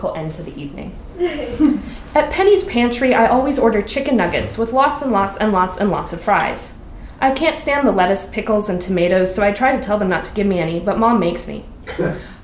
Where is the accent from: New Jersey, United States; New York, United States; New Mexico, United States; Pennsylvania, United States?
New Mexico, United States; now in Ashland, United States; Growing up in New Mexico